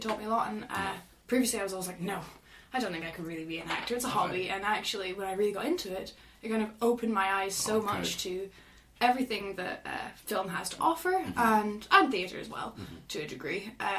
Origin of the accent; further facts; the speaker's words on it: Aberdeen, Scotland, United Kingdom; The accent would beg to differ, but yes, I am from Aberdeen.